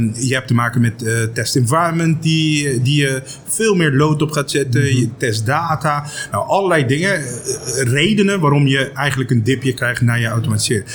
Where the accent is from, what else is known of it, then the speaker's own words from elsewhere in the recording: Aruba; now in Netherlands; ik kom zelf uit Aruba